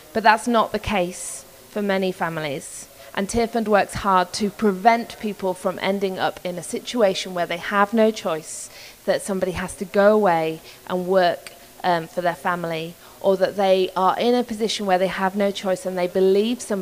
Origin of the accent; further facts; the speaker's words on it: Yorkshire and the Humber, United Kingdom; So I'm from Yorkshire in England. I'm a proper northern girl